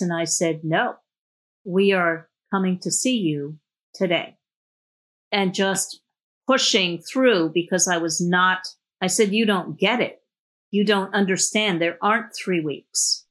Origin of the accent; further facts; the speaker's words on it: New York City, New York, United States; I grew up in New York City.